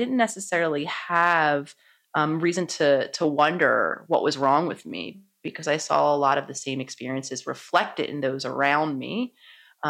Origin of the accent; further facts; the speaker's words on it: Philadelphia, Pennsylvania, United States; I was born in Philadelphia, so very much a city girl at heart. I was living in Philadelphia in my home city